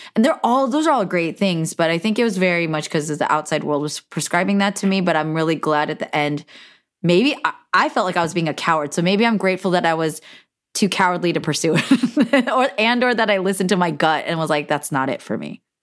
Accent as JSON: {"language": "English", "area": "Silicon Valley", "region": "California", "country": "United States", "tie": "born or raised there", "said": "We're both from Silicon Valley"}